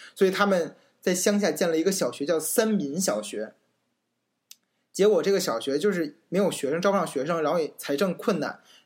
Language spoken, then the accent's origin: Chinese; China; 我身为一个中国人